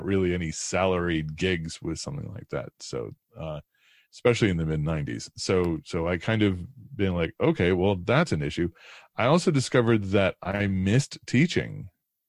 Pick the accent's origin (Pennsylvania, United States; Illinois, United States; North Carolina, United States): Illinois, United States; DeKalb; I grew up in Northern Illinois, in DeKalb, Illinois, which is about an hour and a half west of Chicago out in the cornfields.